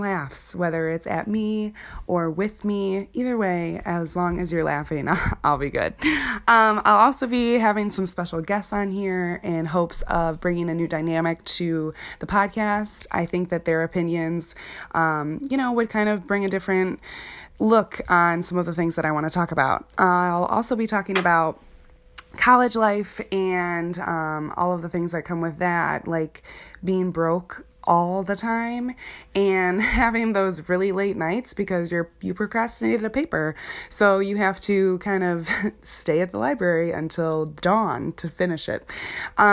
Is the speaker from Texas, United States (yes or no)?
no; Chicago, Illinois, United States; moved away as an adult; now in Wisconsin, United States; Chicago is where I'm from. I'm from the Chicagoland area.